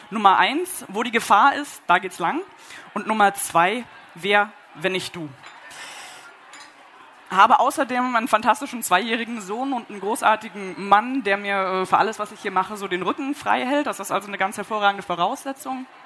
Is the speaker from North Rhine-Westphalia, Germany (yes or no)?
no; Berlin, Germany; ich bin Jahrgang 82, ich bin geboren und aufgewachsen in Berlin, in Ostberlin. Ich bin sieben Jahre alt gewesen, als die Mauer gefallen ist.